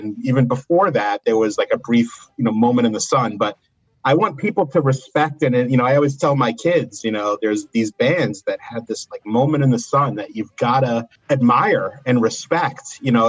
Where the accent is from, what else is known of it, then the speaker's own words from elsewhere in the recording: Boston, Massachusetts, United States; I'm from Championshipville, as we like to call it, Boston.